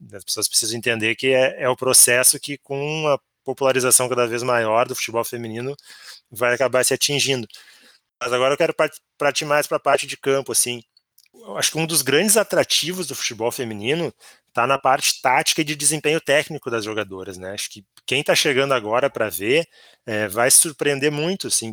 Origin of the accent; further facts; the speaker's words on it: Porto Alegre, Rio Grande do Sul, Brazil; nós somos aqui de Porto Alegre